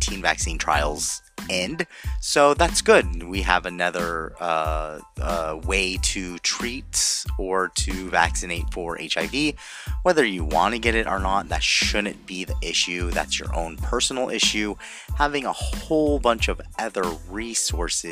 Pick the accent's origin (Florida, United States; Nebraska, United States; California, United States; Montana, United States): California, United States; Anaheim; I'm from Anaheim